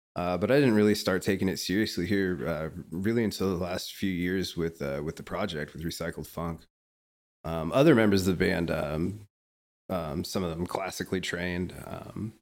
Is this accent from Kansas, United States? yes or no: yes; Topeka, Kansas, United States; moved away as an adult; now in Kansas City, United States; I graduated from Washburn University in Topeka, Kansas, which is my hometown